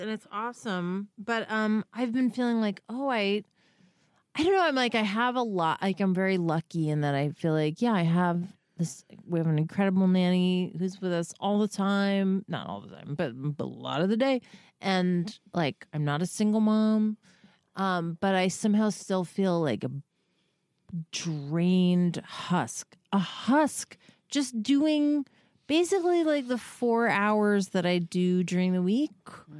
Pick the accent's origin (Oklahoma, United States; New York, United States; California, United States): New York, United States; Well, my husband's from Boston and I'm from New York.